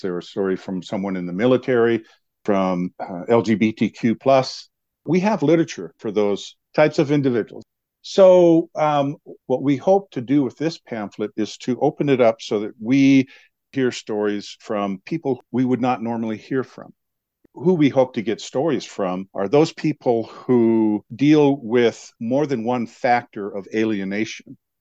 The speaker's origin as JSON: {"language": "English", "region": "Montana", "country": "United States", "tie": "born or raised there", "moved": "yes", "lives_now": "Helena, United States", "said": "I was born and raised on a reservation"}